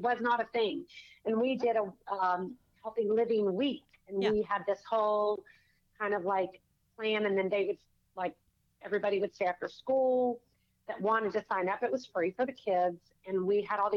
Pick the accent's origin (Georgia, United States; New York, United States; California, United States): Georgia, United States; Savannah; I'm from Savannah